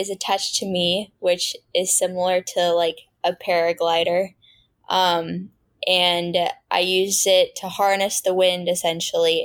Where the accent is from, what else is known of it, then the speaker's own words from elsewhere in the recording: San Francisco Bay Area, California, United States; I was born and raised in the San Francisco Bay Area. Yeah, NorCal, born and raised.